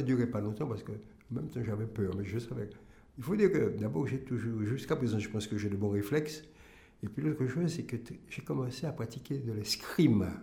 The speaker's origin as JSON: {"language": "French", "country": "Martinique", "tie": "born or raised there", "said": "je suis martiniquais."}